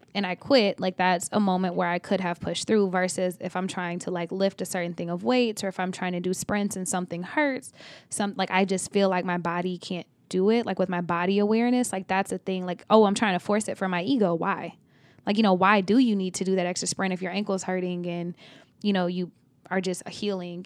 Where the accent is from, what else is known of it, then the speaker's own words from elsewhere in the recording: Oklahoma, United States; I'm from Oklahoma